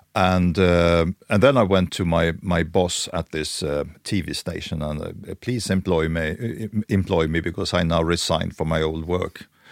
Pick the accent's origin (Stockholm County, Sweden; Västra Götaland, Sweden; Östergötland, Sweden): Stockholm County, Sweden; Stockholm; I'm born and raised in Stockholm